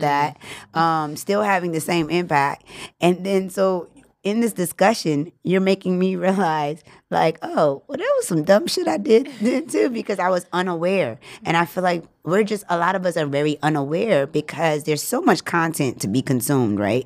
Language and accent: English; New Orleans, Louisiana, United States; now in Los Angeles, United States; I grew up in New Orleans